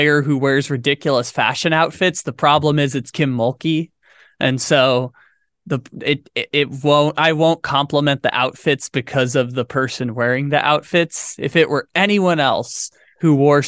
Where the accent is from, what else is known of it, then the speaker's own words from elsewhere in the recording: San Diego, California, United States; it's my hometown, so good for San Diego.